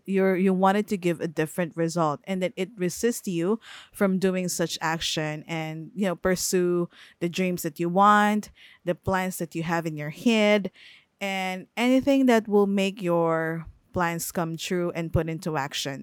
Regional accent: Philippines; English is a second language; I am a Filipino. I am not born in the US. I am based in the Philippines. The household is speaking in the Filipino language

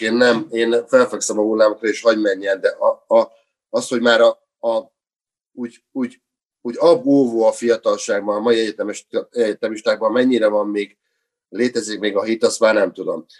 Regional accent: Hungary; now in Budapest, Hungary; mint vidéki kisfiú, nyírváltódi kisfiú

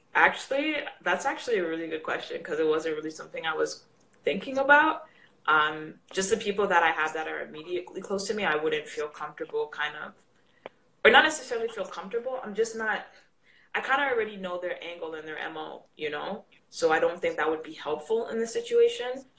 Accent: Canada; I'm Canadian

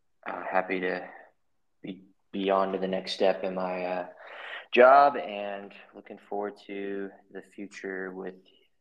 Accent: Southern California, United States; I'm 25 years old. I've pretty much been born and raised in Southern California my whole life. I currently live in San Diego in a little town, not super little, but called Poway. I still live at home.

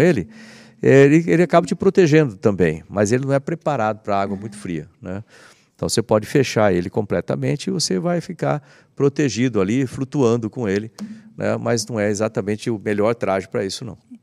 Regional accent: Bauru, São Paulo, Brazil; Eu cresci lá em Bauru

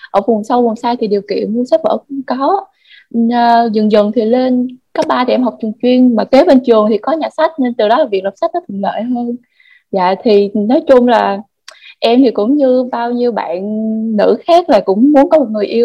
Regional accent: Binh Phuoc, Vietnam; now in Ho Chi Minh City, Vietnam; em hiện tại thì em đang ở Sài Gòn còn quê của em là Bình Phước thì hồi trước là khi mà em ở Bình Phước ấy, thì nhà em ở kiểu như là cũng vùng sâu vùng xa ấy chị

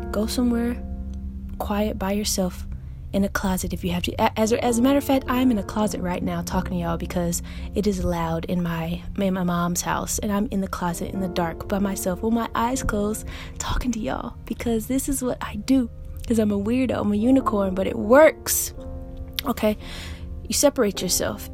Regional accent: Augusta, Georgia, United States; moved away as an adult; also born or lived in England; now in New York, United States; Yes, I was raised in Augusta, Georgia. Not born, I was born in England actually, but I was raised in a 706 Richmond County, Augusta, Georgia

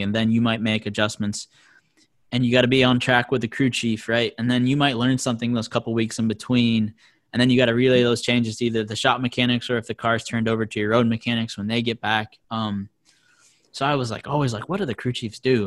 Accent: Vermont, United States; I'm from Vermont

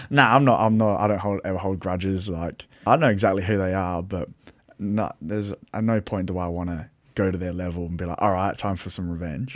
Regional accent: Adelaide, South Australia, Australia; I'm from Little Adelaide

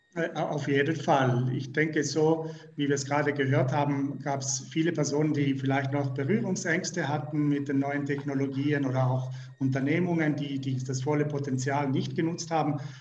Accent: Switzerland; wir als Schweizer

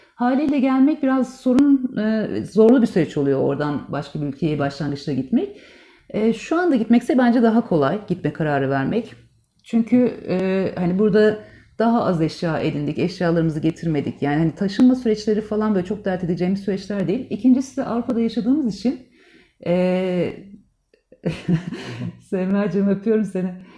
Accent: Turkey; born or raised there; moved away as an adult; also born or lived in Istanbul (Beyoğlu); now in Riga, Latvia

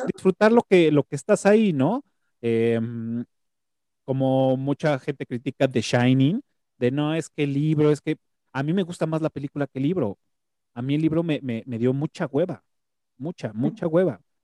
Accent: Mexico; como mexicano

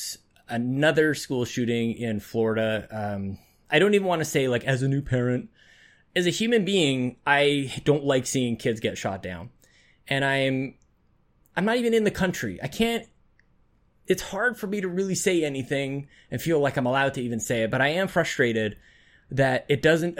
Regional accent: Canada; as a Canadian

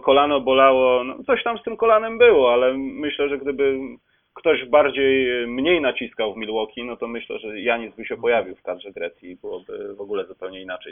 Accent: Poland; jesteśmy z Polski

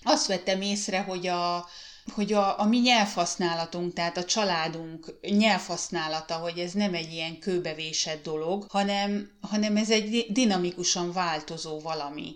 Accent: Hungary; moved away as an adult; now in Finland; nem tudtunk hazamenni Magyarországra

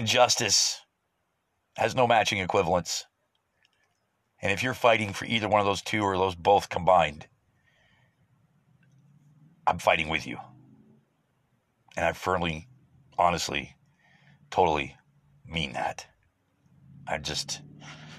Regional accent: United States; As an American

